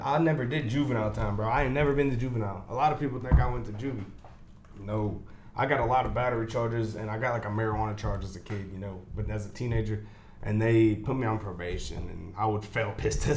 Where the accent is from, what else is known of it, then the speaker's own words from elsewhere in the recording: New Castle, Indiana, United States; also born or lived in Cincinnati, Ohio; I grew up mostly in Newcastle